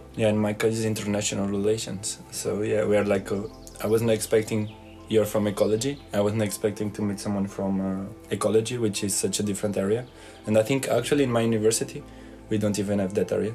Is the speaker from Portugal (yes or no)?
yes; Portugal; I'm from uh, Portugal